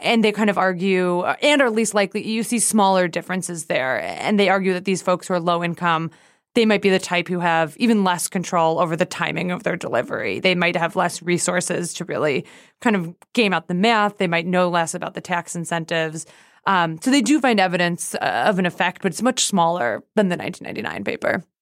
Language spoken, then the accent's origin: English; Canada; moved away; I was born in Canada